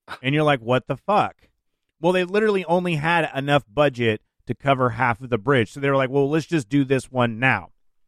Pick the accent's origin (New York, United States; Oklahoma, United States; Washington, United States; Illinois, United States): Washington, United States; University Place; University Place.